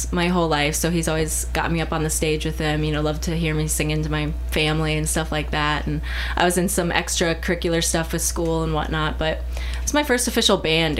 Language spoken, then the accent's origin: English; St. Louis, Missouri, United States; now in Columbia, United States; I'm from St. Louis. I go to Mizzou currently. I'm a junior.